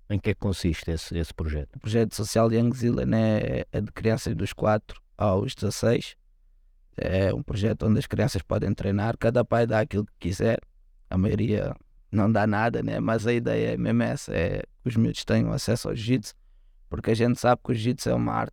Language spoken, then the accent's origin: Portuguese; Lisbon, Portugal; eu sou do, do Lumiar, né?